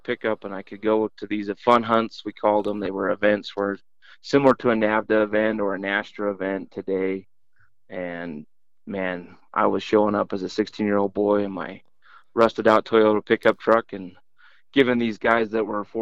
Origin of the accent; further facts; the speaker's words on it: southern Utah, United States; Born and raised in Utah, southern Utah.